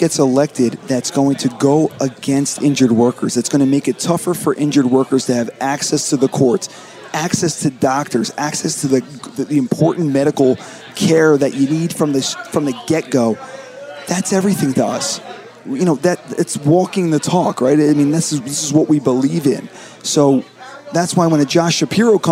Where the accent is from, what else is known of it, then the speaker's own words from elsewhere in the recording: Philadelphia, Pennsylvania, United States; born and raised in Philadelphia, Pennsylvania